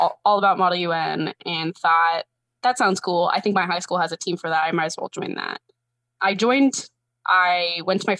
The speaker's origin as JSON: {"language": "English", "town": "Seattle", "region": "Washington", "country": "United States", "tie": "born or raised there", "also_born_or_lived": "New Jersey / South Carolina", "moved": "as an adult", "said": "I grew up in Seattle"}